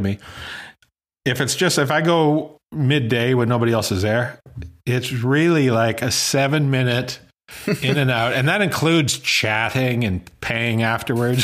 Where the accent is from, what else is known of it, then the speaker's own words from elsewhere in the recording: Saskatchewan, Canada; I grew up in Saskatchewan